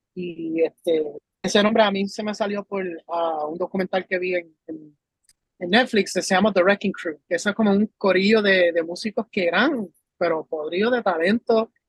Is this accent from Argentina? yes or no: no; United States; now in Puerto Rico; yo no soy puertorriqueño como tal, porque yo nací en Estados Unidos, pero llevo ya más de 15 años en la isla. So, me, me identifico mucho con lo que es ser puertorriqueño, vivir las cosas junto a, los puertorriqueños. Pero este, yo me crié allá afuera